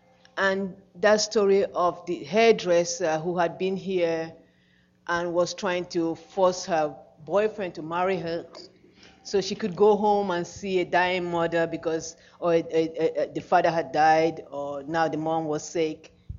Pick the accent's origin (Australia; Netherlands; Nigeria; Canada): Nigeria; I'm a Nigerian.